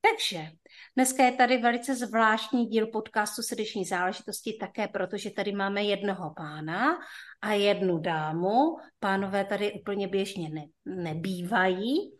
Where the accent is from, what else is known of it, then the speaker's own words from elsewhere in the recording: North Moravia, Czechia; tak jsme všichni ze Severní Moravy. Takže to možná bude dneska slyšet